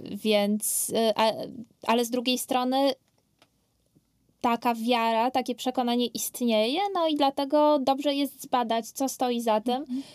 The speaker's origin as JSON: {"language": "Polish", "town": "Katowice", "region": "Silesian Voivodeship", "country": "Poland", "tie": "born or raised there", "said": "ja dorastałam w Katowicach Ligodzie"}